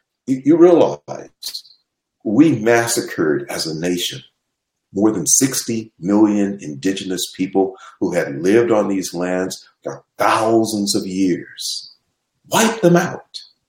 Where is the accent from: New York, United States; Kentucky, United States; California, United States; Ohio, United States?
California, United States; Los Angeles; now in San Diego, United States; And the community in which I grew up was actually developed by an African-American woman, Mrs. Grant, who also hired an African-American architect. And they constructed a community of George Washington Carver Manor